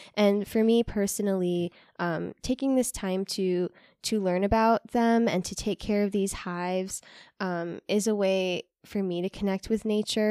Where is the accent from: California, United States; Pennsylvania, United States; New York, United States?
New York, United States; New York City; now in West Michigan, United States; growing up in New York City